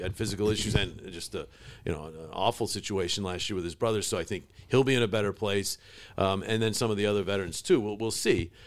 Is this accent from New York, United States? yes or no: yes; Utica, New York, United States; also born or lived in Cortland, New York / Syracuse, New York; I was born in Cortland, but my family moved to Utica when I was like six months. So I basically was born and raised in, in Utica